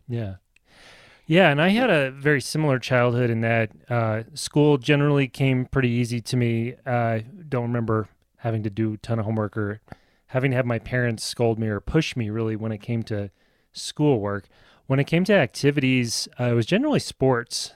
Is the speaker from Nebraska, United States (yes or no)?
yes; outside of Lincoln, Nebraska, United States; I grew up outside of Lincoln, Nebraska